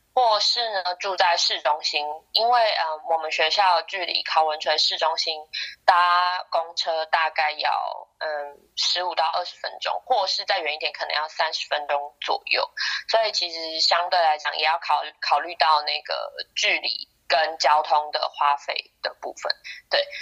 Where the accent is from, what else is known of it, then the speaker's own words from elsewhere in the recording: Taiwan; moved away as an adult; now in United Kingdom; 我从台湾来